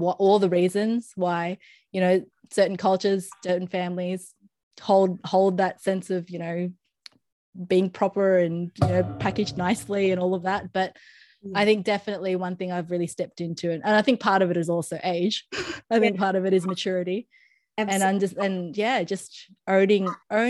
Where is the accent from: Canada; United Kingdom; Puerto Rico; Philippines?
Philippines; for me as a Filipino